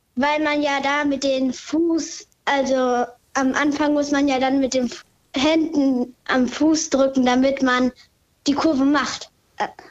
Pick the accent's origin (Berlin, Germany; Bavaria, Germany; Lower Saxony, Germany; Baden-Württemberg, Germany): Lower Saxony, Germany; Papenburg